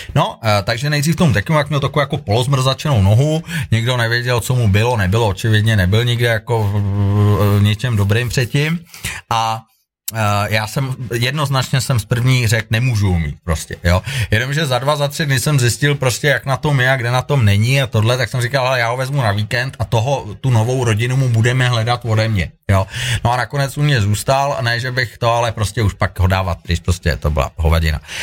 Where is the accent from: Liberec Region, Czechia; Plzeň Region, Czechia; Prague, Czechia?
Prague, Czechia; moved away as an adult; also born or lived in Thailand / Peru / England / Sweden; now in Kokořínsko, Czech Republic; já jsem sice rodilý Pražák